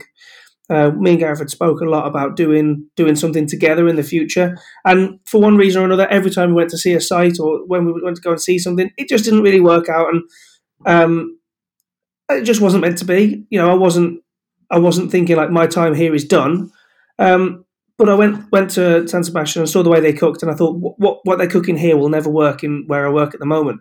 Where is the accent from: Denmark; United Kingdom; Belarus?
United Kingdom; Aberystwyth, Wales; also born or lived in the Midlands; I always wanted to stay in the area that I grew up in, which is really, I mean, I was born in the Midlands, but Wales is home, and Aberystwyth in particular is home.